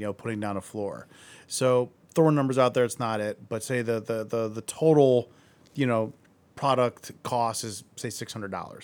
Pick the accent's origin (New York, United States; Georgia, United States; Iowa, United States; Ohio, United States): Ohio, United States; Akron; I grew up in Akron